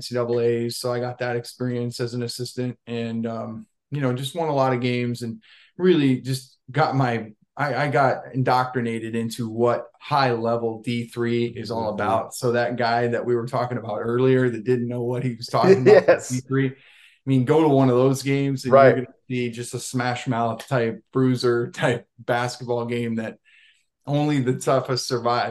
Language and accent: English; Southern California, United States; moved away as an adult; also born or lived in Oregon / Cornell (Iowa); now in Washington, United States; I grew up in Southern California in my high school. Well, my junior high and high school years were all in Southern California.